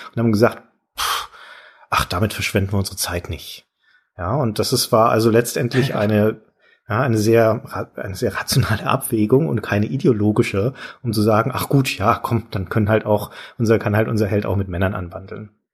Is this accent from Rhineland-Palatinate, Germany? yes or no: no; Franconia, Bavaria, Germany; bei uns in Franken